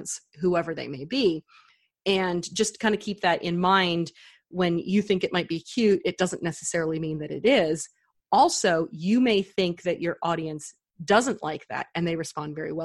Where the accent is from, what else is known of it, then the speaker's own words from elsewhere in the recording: Texas, United States; down here in Texas, we say y'all a lot